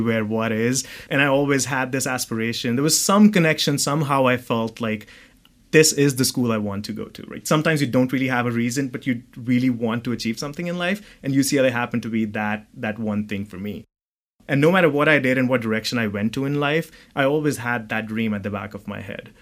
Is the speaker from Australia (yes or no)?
no; New Delhi, Delhi, India; moved away as an adult; also born or lived in Dubai, United Arab Emirates; now in California, United States; So I was born in New Delhi, uh, in India, and I moved out of uh, out of India at the age of 18.